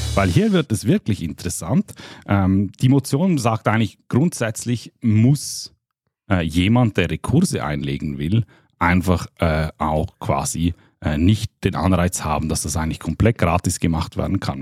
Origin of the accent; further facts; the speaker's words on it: Liechtenstein; ich bin Liechtensteiner